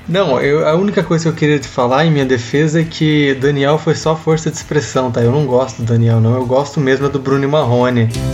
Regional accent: interior of Paraná, Brazil; moved away; eu venho do interior do Paraná, onde a cultura sertaneja é muito forte, né? A música sertaneja é muito forte. Então é, eu cresci na, ouvindo sertanejo

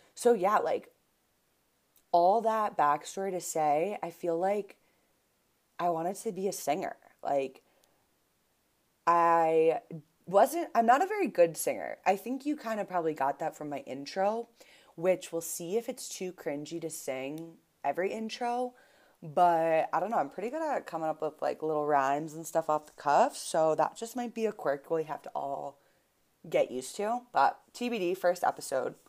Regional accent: Buffalo, New York, United States; also born or lived in Boston; now in Denver, United States; I grew up in Buffalo, New York

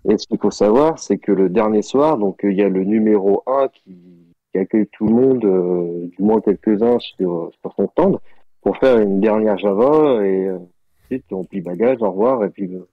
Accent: Brittany, France; je suis breton aussi

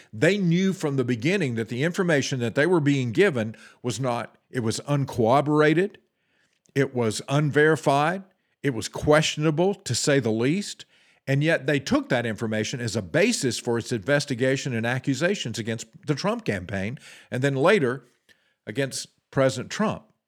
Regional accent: United States; us as the American people

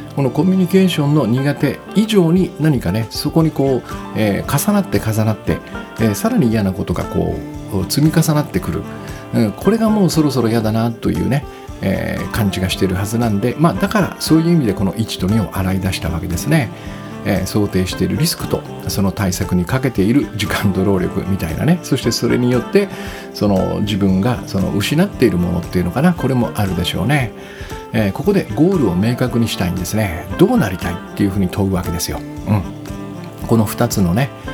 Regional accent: Kyushu, Japan; 私が子供の頃はその九州男児として育てられてきたのでね

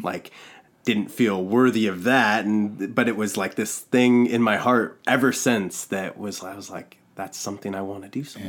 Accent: Valdez, Alaska, United States; also born or lived in Los Angeles, California; I was born in L A, and we moved from L A to Valdez, Alaska, when I was, I was only three years old

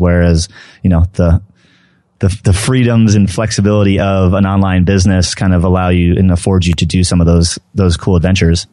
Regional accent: New Jersey, United States; now in Denver, United States; I grew up in New Jersey

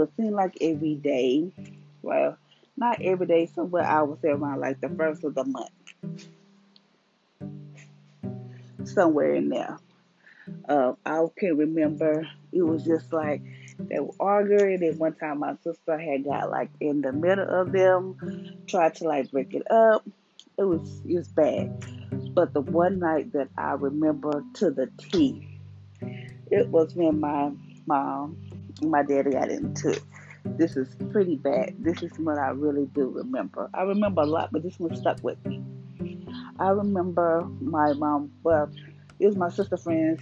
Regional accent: Louisiana, United States; I was born in Louisiana. I am staying in Louisiana

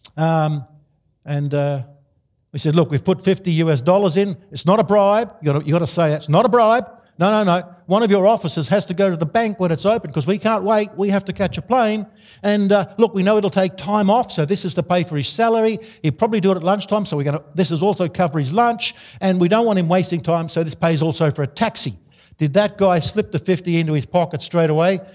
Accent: Australia; I'm an Australian.

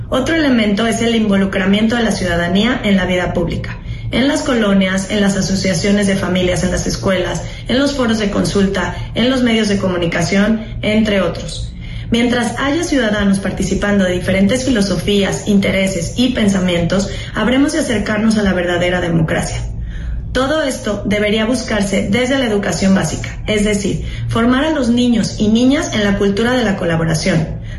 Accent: Juchitán, Oaxaca, Mexico; born there; now in Querétaro, Mexico; Nací en Juchitán, Oaxaca, pero vivo en Querétaro desde hace siete años.

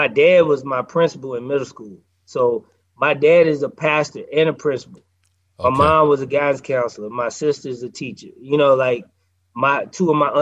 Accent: Nashville, Tennessee, United States; moved away as an adult; also born or lived in Atlanta; I'm from Nashville

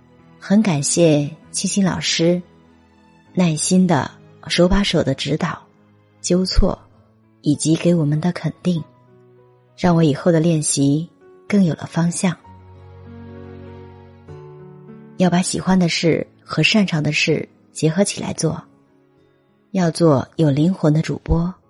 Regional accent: Wuxi, Jiangsu, China; 是女人课堂主播孵化学员。我来自江苏无锡，

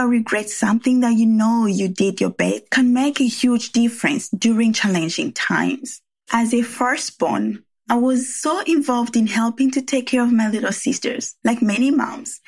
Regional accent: Rwanda; English is a second language; now in San Francisco Bay Area, United States; where my accent comes from. Well, I was born and raised in Rwanda

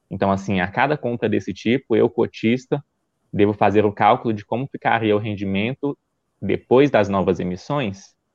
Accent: Goiânia, Goiás, Brazil; Eu sou de Goiânia, Goiás.

